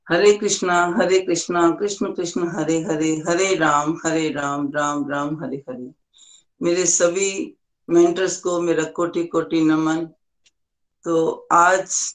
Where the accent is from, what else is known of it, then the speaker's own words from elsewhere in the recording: Zirakpur, Punjab, India; मैं जीरकपुर से हूँ और मैं स्टेट बैंक ऑफ इंडिया से रिटायर्ड हूँ